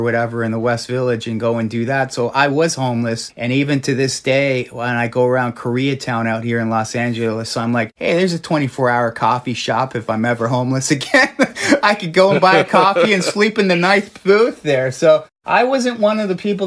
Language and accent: English; Toronto, Ontario, Canada; now in New York, United States; Growing up in Toronto, I was the goth DJ for at least a good decade.